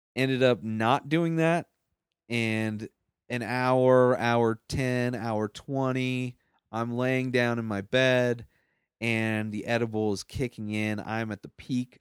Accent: Southern California, United States; moved away as an adult; also born or lived in San Diego; now in Denver, United States; I grew up in Southern California.

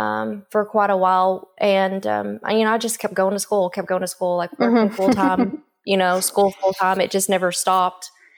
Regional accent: Calera, Oklahoma, United States; Calera, Oklahoma, which is outside of Durant, and I graduated from there. But when people ask, you know, where are you from, I always kind of hesitate because I'm not real sure. So just southeastern Oklahoma, anywhere in there is home, I guess you would say.

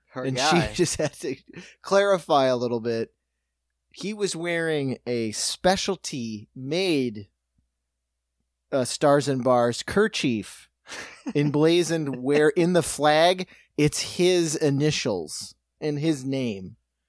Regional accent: Buffalo, New York, United States; Yeah, I'm from Buffalo.

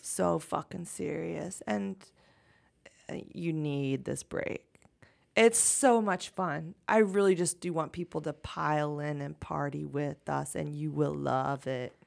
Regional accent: United States; American culture is really a, a, a brag art culture

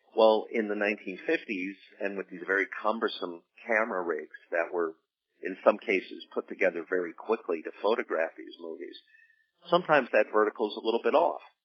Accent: New Jersey, United States; I was from New Jersey

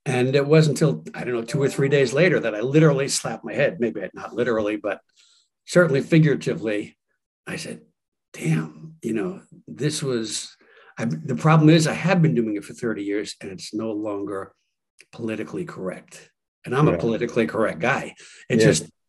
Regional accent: New York, United States; I'm from New York.

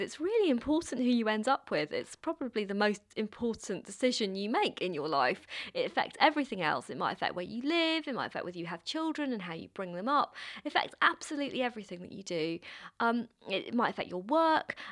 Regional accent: London, United Kingdom; I grew up in London

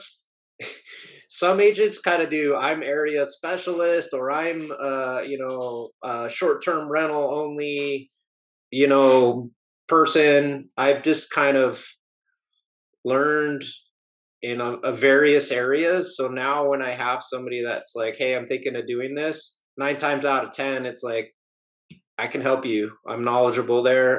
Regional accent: Southern California, United States; moved away; I grew up in Southern California

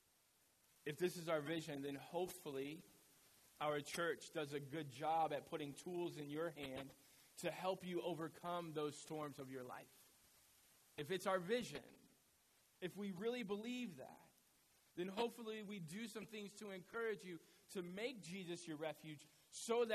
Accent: Midwest, United States; now in New England, United States; I'm from the Midwest

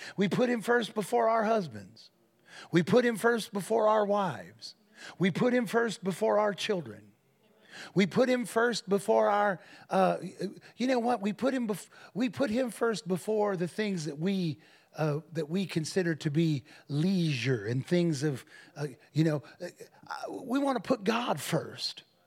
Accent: Defiance, Ohio, United States; That was our address, six seventeen and a half Martin Street in Defiance, Ohio

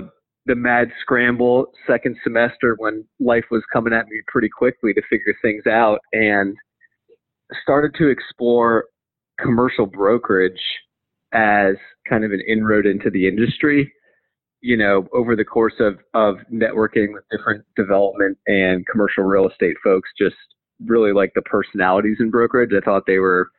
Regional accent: Potomac, Maryland, United States; So grew up in Potomac, Maryland

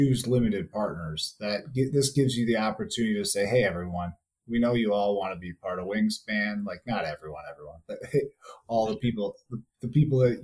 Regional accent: DeKalb, Illinois, United States; I'm from DeKalb, which is an 815 area code

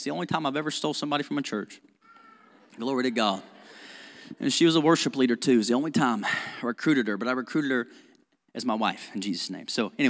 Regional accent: Owensboro, Kentucky, United States; I grew up in Owensboro, and I grew up with just like this mentality of like, man, Owensboro sucks.

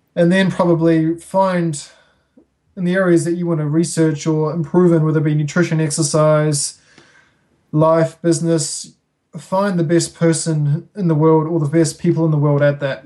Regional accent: Auckland, New Zealand; moved away as an adult; now in Wanaka, New Zealand; I grew up in Auckland.

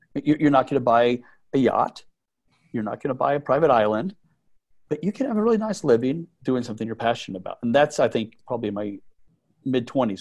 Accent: Midland, Texas, United States; I grew up in Midland, Texas

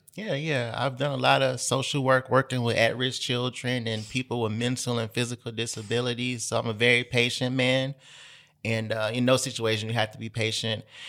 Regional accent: Memphis, Tennessee, United States; I've moved away from Memphis a couple of times, but I'm back now

